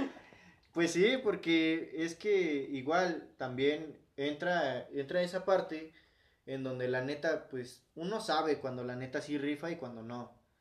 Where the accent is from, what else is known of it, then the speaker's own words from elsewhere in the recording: Mexico; Y bien mexicano, con el pinche nopal en la frente